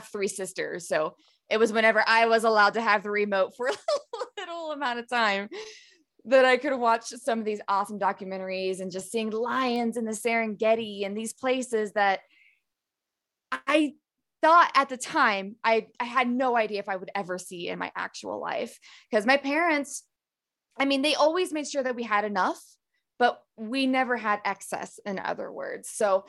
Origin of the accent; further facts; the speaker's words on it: Appalachia, United States; I grew up in the Appalachians, middle of nowhere. Used to have a pretty thick accent for anybody who's been to that part of the world. If you think of like West Virginia and Eastern Kentucky, that's pretty much where I grew up.